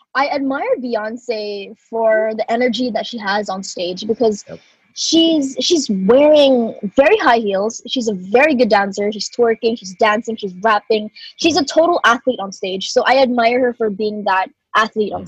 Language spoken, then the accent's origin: English; Cebu, Central Visayas, Philippines; born or raised there; also born or lived in Sydney, Australia / Manila